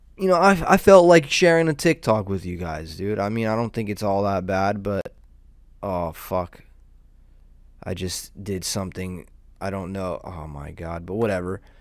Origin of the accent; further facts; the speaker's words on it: Southern California, United States; I'm a degenerate from Southern California.